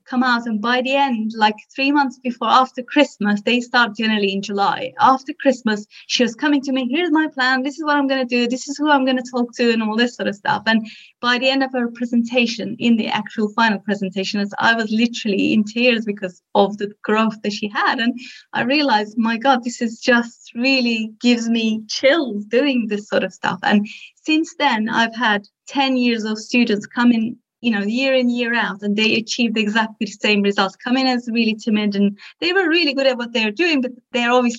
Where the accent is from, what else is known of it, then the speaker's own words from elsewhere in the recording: Turkey; moved away; I'm originally from Turkey